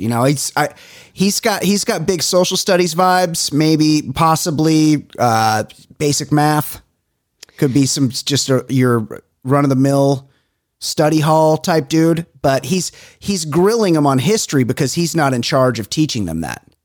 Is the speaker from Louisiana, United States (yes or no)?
no; Southern California, United States; here in Southern California